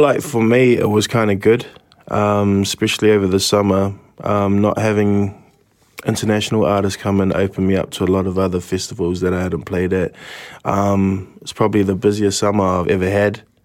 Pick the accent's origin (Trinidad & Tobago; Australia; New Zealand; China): New Zealand; Kitty Kitty at my hometown